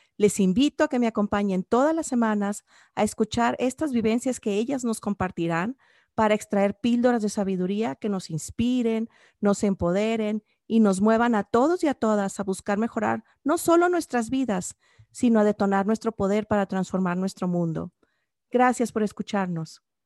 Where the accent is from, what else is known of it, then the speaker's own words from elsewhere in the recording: Sinaloa, Mexico; somos paisanas originarias de Sinaloa